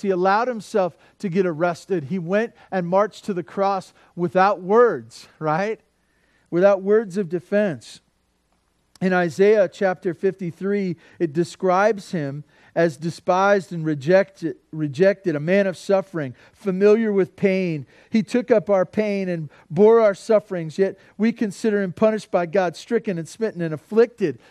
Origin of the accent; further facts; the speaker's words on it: Santa Barbara, California, United States; also born or lived in Tehachapi; I grew up in Santa Barbara